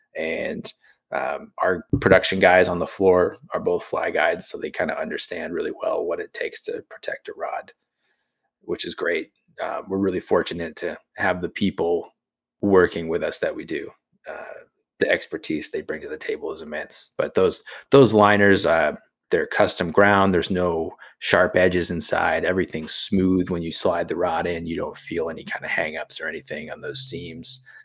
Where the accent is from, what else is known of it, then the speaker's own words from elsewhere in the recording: New England, United States; I grew up in New England